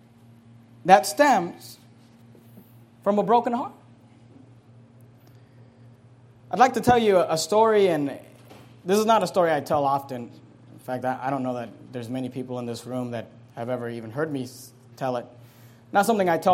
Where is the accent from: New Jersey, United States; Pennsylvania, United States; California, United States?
California, United States; Hayward; also born or lived in San Leandro, California; I grew up in Hayward, California.